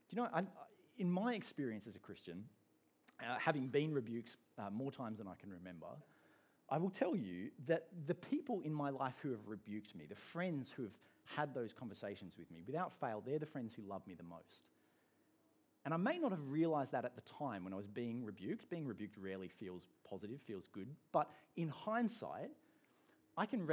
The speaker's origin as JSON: {"language": "English", "region": "England", "country": "United Kingdom", "moved": "yes", "lives_now": "Australia", "said": "I'm an Englishman"}